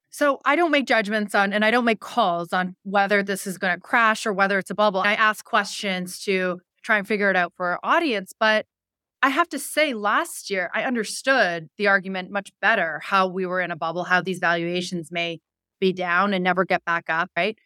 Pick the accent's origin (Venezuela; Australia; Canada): Canada; moved away; I'm Canadian